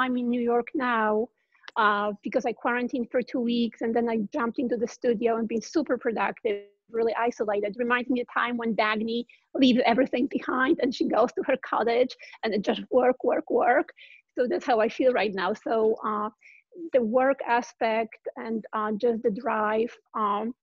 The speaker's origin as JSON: {"language": "English", "country": "Poland", "tie": "born or raised there", "moved": "as an adult", "lives_now": "California, United States", "said": "I grew up in Poland and didn't know about Ayn Rand. And when I moved here to California"}